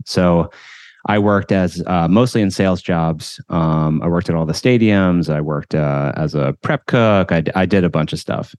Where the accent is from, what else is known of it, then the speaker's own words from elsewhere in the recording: Williamsburg, Massachusetts, United States; also born or lived in Paraguay; we moved to this small town in, uh, western Massachusetts called Williamsburg, population of two thousand people. And, uh, so I grew up there